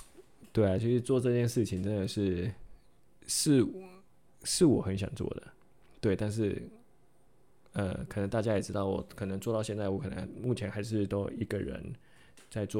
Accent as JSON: {"language": "Chinese", "region": "Taipei", "country": "Taiwan", "tie": "born or raised there", "also_born_or_lived": "Chiayi", "said": "因为我在北投生活，我在北投长大。"}